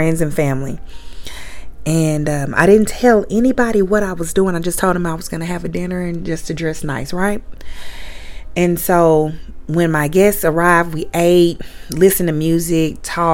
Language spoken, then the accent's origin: English; Little Rock, Arkansas, United States; moved away; my hometown in Little Rock, Arkansas